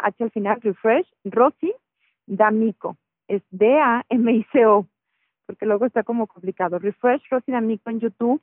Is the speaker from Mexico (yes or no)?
yes; Mexico; somos mexicanos